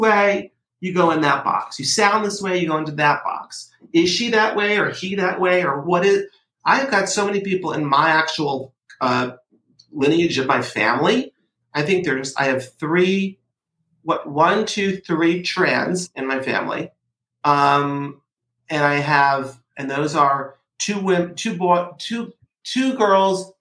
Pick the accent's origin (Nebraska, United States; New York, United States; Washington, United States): New York, United States; Port Chester; I grew up in Portchester, New York, which is a teeny town outside of New York City